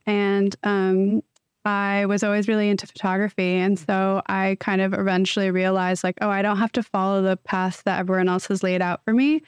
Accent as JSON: {"language": "English", "area": "Bay Area", "region": "Northern California", "country": "United States", "tie": "born or raised there", "said": "I was born and raised in Northern California in the Bay Area"}